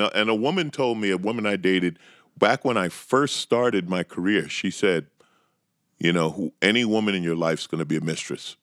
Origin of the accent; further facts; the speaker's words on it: New York, United States; moved away as an adult; also born or lived in Los Angeles; born and raised in New York